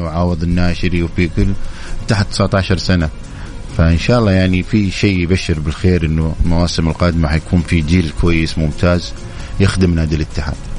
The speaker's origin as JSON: {"language": "Arabic", "country": "Saudi Arabia", "said": "عندنا في السعودية"}